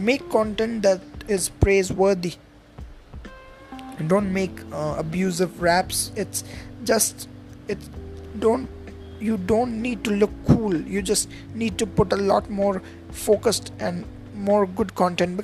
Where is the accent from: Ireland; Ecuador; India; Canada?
India; I am from India